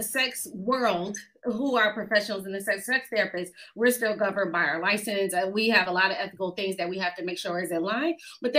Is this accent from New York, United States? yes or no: yes; Buffalo, New York, United States; moved away as an adult; now in Atlanta, United States; upstate New York. I'm not downstate because I know how y'all New Yorkers talk about anybody from outside of it. So I'm from Buffalo, New York, the Queen City. born and raised.